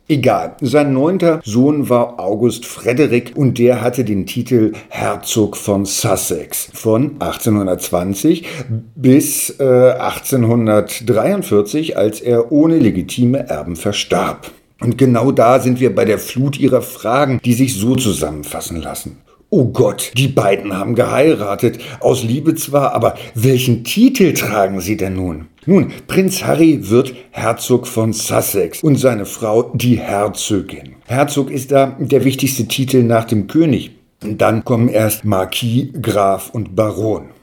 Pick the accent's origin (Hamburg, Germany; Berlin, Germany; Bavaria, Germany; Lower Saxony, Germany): Lower Saxony, Germany; Hanover; komme ich aus Hannover